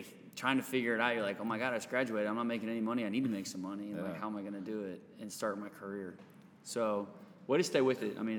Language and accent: English; Wisconsin, United States; I was born in Wisconsin